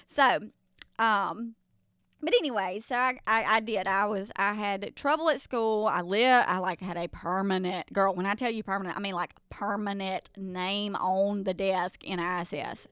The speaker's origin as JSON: {"language": "English", "region": "the South", "country": "United States", "accent": "Southern", "said": "I'm from the South, um, where we just do all things Southern."}